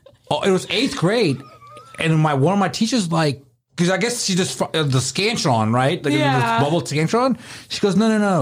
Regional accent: India; I'm Indian. Yeah.

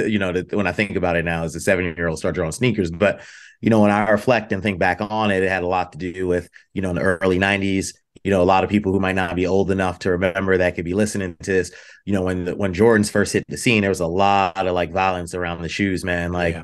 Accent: New York, United States; You know, I'm originally from the East Coast and born in New York.

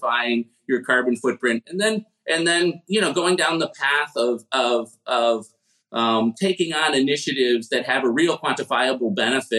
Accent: Chicago, Illinois, United States; I grew up in Chicago in the 1970s

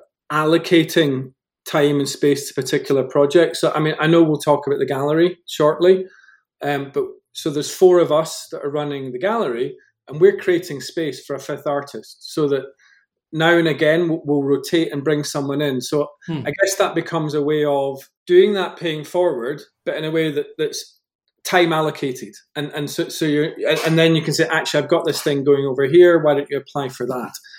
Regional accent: Scotland, United Kingdom; moved away as an adult; now in Colorado, United States; born and bred in Scotland. We moved to Colorado in 2015.

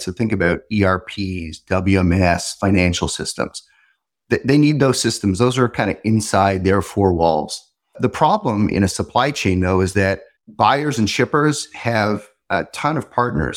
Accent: Montreal, Quebec, Canada; I grew up in Montreal

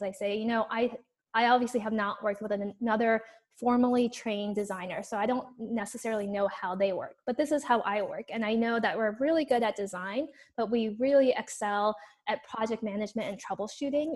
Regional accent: Los Angeles, California, United States; accent: Valley girl; moved away as an adult; now in Berkeley, United States; I grew up in Los Angeles

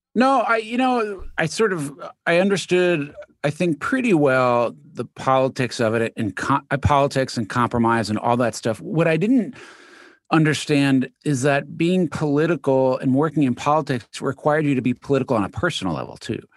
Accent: New York City, New York, United States; also born or lived in Manhattan; New York, originally born in Queens.

